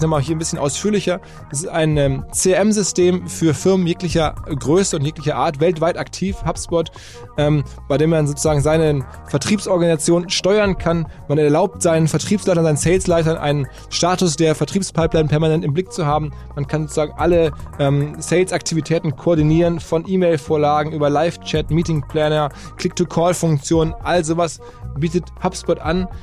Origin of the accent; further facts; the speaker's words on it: Essen, North Rhine-Westphalia, Germany; Ich bin selber in Essen im Fußballverein quasi aufgewachsen